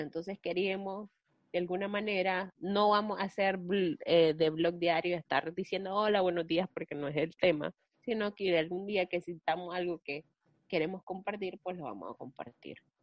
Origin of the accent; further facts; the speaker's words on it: Nicaragua; somos dos hermanas nicaragüenses